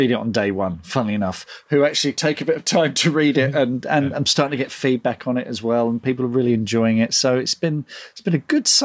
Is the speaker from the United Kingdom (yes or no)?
yes; United Kingdom; And of course, because we're British, we discuss the weather.